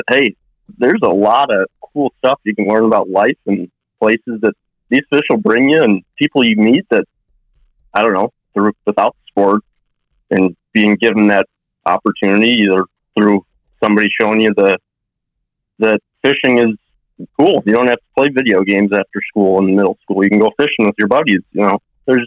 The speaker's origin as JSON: {"language": "English", "region": "Illinois", "country": "United States", "tie": "born or raised there", "said": "living in Illinois and growing up in Illinois"}